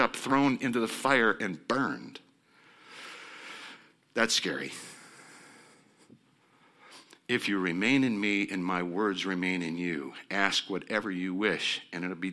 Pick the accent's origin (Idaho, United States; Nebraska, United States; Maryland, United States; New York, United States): Nebraska, United States; I'm coming from Nebraska, which is on the border of Iowa.